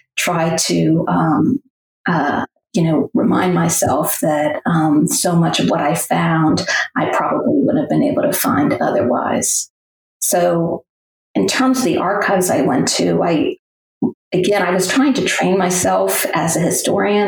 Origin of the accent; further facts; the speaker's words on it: New England, United States; moved away as an adult; also born or lived in Middle Tennessee; now in Tennessee, United States; I grew up in New England, but have spent most of my life, um, or my adulthood at least, in the South